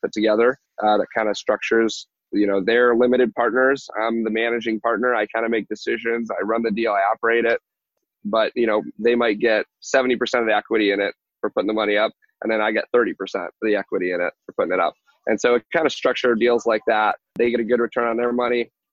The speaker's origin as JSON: {"language": "English", "region": "Michigan", "country": "United States", "tie": "born or raised there", "moved": "as an adult", "lives_now": "Texas, United States", "said": "in Michigan where I grew up"}